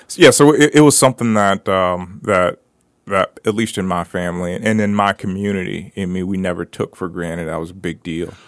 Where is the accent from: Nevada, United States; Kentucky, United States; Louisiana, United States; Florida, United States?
Florida, United States; Brooksville; I grew up in Brooksville